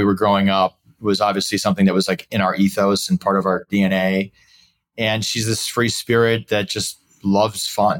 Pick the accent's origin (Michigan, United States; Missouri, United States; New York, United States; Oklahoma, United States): Missouri, United States; St. Louis; also born or lived in Dallas, Texas; now in Chicago, United States; I'm originally from St. Louis. I have three brothers and I'm second oldest